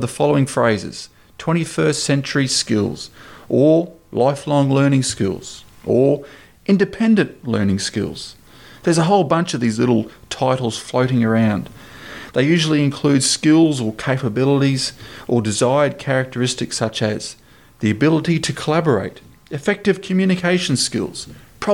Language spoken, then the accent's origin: English; Queensland, Australia; in my home state of Queensland